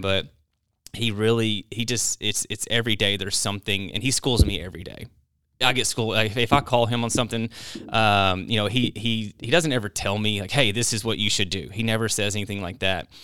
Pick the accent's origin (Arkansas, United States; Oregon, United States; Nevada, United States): Arkansas, United States; North Little Rock; also born or lived in Idaho; growing up in North Little Rock. It was, it was unique